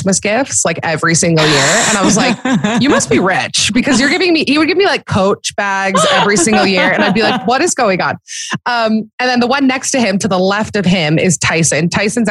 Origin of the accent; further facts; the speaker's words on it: Atlanta, Georgia, United States; I was born in Atlanta